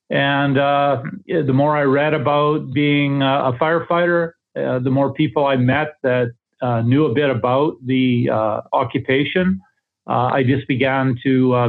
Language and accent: English; Paradise Valley, Alberta, Canada; No, I'm actually from Eastern Alberta.